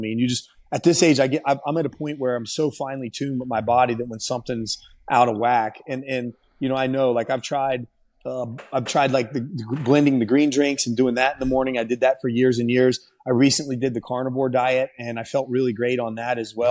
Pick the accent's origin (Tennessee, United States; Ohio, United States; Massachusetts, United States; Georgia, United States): Ohio, United States; Columbus when, when I fought and won in my home state